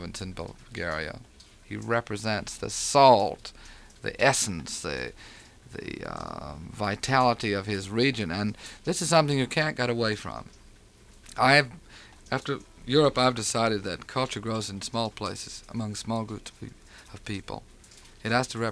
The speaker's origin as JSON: {"language": "English", "country": "United States", "tie": "born or raised there", "moved": "as an adult", "said": "my own native heath, which is somewhere in between Memphis, Tennessee, and Austin, Texas"}